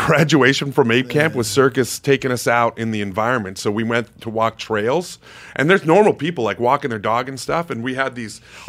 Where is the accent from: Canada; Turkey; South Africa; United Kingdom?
Canada; Winnipeg, Manitoba; in Winnipeg, Manitoba, my hometown.